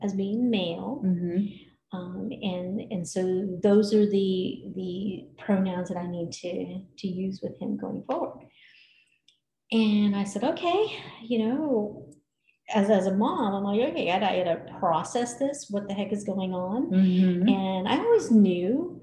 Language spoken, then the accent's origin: English; California, United States; now in Colorado Springs, United States; We went to California, where I grew up